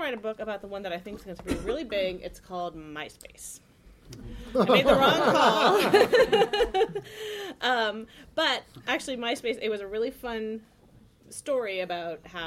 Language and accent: English; Palo Alto, California, United States; moved away as an adult; also born or lived in Washington, D.C.; I grew up in Silicon Valley in Palo Alto.